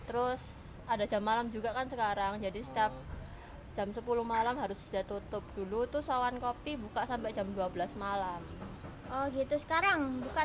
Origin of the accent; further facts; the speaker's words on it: Surabaya, East Java, Indonesia; nah kalau aku sendiri kan asli Surabaya